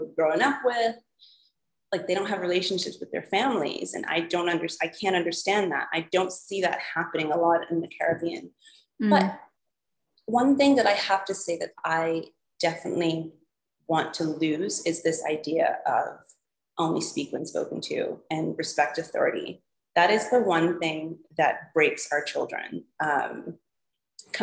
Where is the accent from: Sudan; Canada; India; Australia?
Canada; moved away; growing up in Canada, we were able to work at 14.